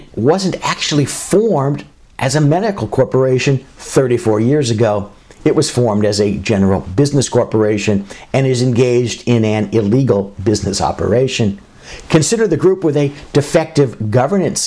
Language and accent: English; Southern California, United States; Growing up in Southern California